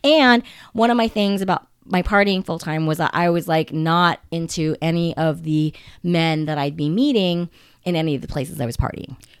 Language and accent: English; United States; I'm Japanese American